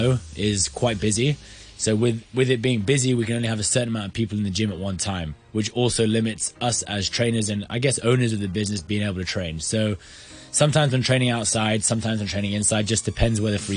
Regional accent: Hong Kong

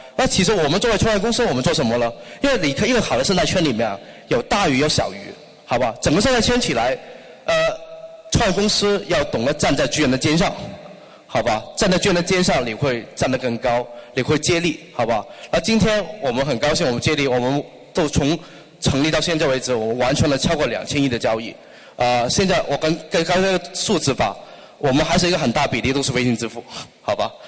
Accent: Hong Kong; Chinese is a second language; also born or lived in Beijing; 我作为一个土生土长的香港人，然后在两边都有业务

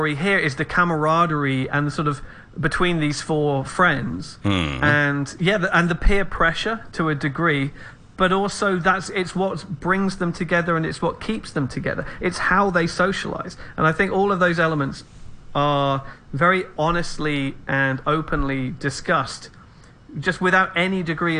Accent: England, United Kingdom; I'm an Englishman

